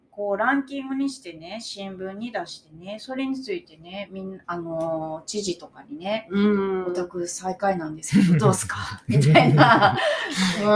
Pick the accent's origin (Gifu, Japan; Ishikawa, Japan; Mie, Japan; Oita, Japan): Mie, Japan; 私はミエ出身だから、 ミエが大好きですよ